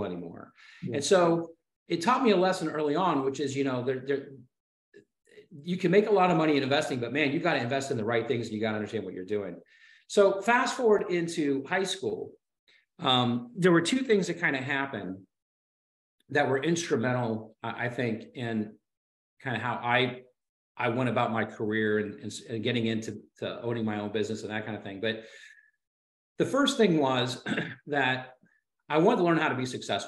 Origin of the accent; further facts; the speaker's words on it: Ohio, United States; growing up in Ohio, the good news about being in Ohio is that there's lots of lousy weather